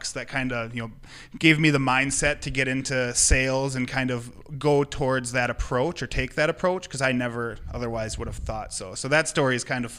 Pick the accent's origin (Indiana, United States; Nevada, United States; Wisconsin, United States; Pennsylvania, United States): Wisconsin, United States; West Salem; West Salem's my hometown